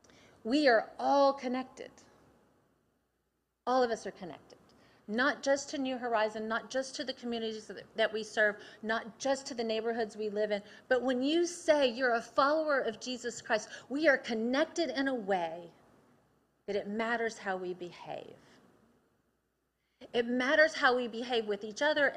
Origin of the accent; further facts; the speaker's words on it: Athens, Tennessee, United States; I grew up in Athens, Tennessee